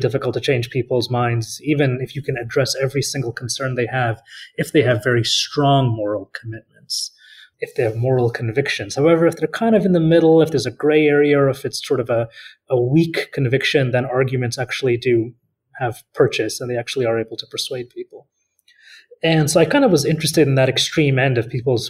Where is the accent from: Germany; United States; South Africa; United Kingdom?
United States; San Francisco Bay Area, California; moved away as an adult; also born or lived in Paris, France; I grew up in the San Francisco Bay Area